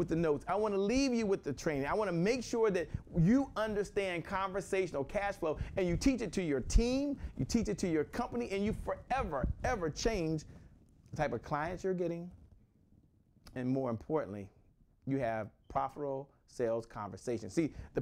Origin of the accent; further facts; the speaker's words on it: Washington, District of Columbia, United States; I'm from Washington, D.C.